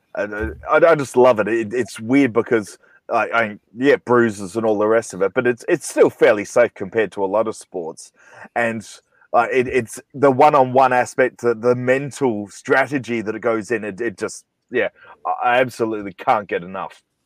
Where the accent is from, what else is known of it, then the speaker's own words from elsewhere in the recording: Australia; I'm from Australia